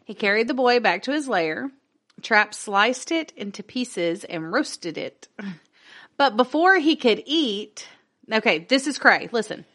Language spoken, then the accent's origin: English; Northwest Louisiana, United States; accent: Southern; I'm from Northwest Louisiana. I don't know French.